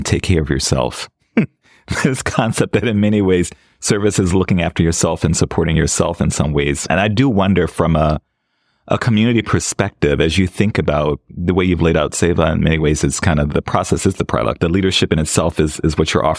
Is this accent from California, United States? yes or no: no; New Orleans, Louisiana, United States; I grew up in New Orleans and was lucky enough to grow up in a fairly radical liberation theology situation in my church